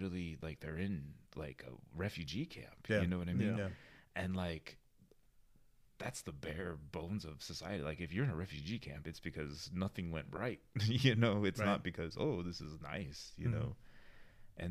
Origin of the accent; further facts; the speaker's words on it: Albuquerque, New Mexico, United States; growing up in Albuquerque